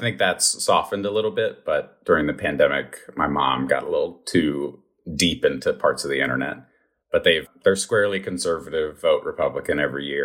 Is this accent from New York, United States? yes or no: no; Roanoke, Virginia, United States; I grew up in Roanoke, Virginia.